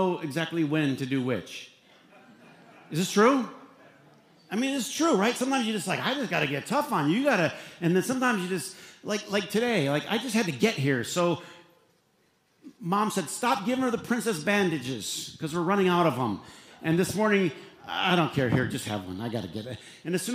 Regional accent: Flint, Michigan, United States; as a young boy growing up in Flint, Michigan

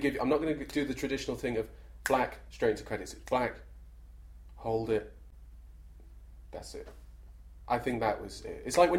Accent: Alaska, United States; What do you mean, Alaska? I was brought up in Alaska.

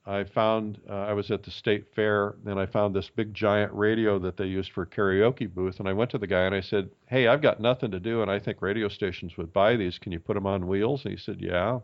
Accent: Fort Wayne, Indiana, United States; I grew up in Fort Wayne, Indiana

